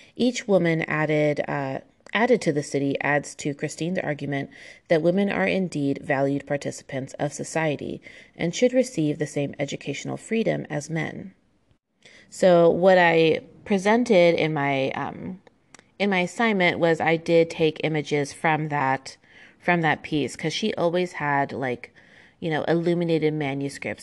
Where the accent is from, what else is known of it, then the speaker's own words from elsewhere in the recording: United States; it's very obvious I'm American. Um, I was raised with the American education system